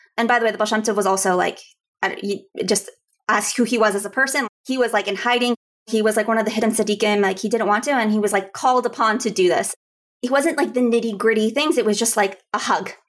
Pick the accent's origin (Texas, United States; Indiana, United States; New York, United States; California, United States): Texas, United States; Houston; I grew up in Houston, Texas